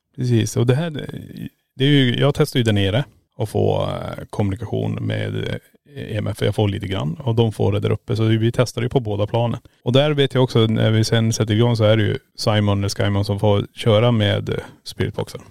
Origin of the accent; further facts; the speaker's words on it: Sweden; vi introducerar oss som svenskar